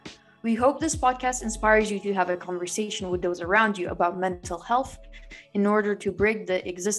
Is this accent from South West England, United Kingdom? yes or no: no; London, United Kingdom; I'm 17 from London.